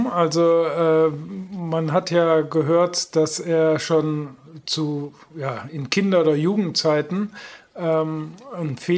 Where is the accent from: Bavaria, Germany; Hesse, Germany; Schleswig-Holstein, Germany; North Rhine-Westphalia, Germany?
North Rhine-Westphalia, Germany; Euskirchen; dass ich bin äh, früher in Euskirchen zur Schule gegangen